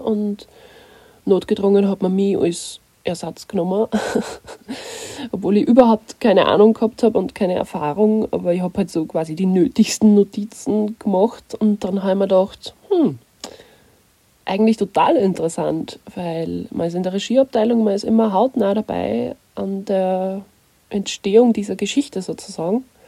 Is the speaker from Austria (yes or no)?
yes; Nussbach, Upper Austria, Austria; moved away as an adult; also born or lived in Kirchdorf an der Krems / Munich; Ich bin in Oberösterreich geboren, in Kirchdorf und bin in der ca. 2200 Einwohner Metropole Nussbach aufgewachsen.